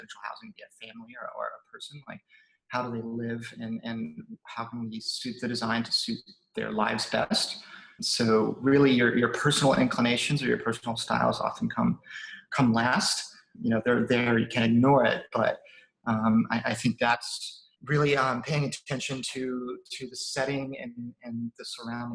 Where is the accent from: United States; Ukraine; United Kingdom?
United States; South Carolina; moved away as an adult; also born or lived in Shanghai, China; I'm from South Carolina originally. I was there until basically college or university